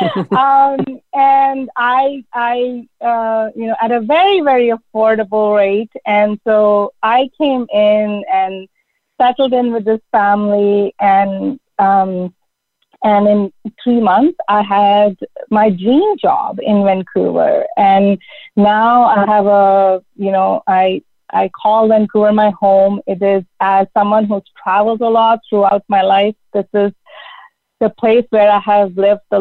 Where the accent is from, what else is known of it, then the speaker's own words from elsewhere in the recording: India; moved away as an adult; also born or lived in United States; now in Canada; growing up in India and really thinking about all the cultural and traditional norms that I grew up with in a highly patriarchal society